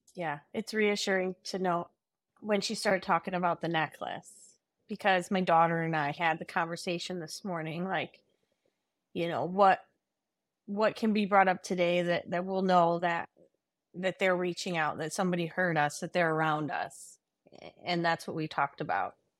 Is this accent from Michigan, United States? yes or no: yes; Michigan, United States; I'm from Michigan